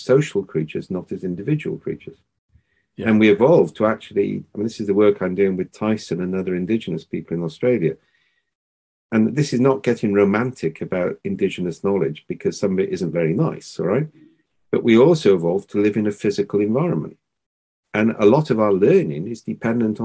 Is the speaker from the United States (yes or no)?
no; Wales, United Kingdom; we're Welsh